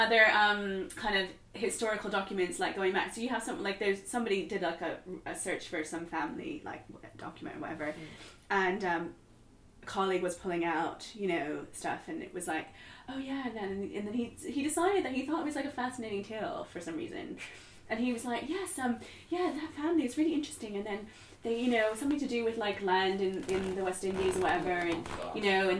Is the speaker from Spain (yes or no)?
no; Bermuda; and you know, I'm from Bermuda. Like, what? I'm a descendant of slaves.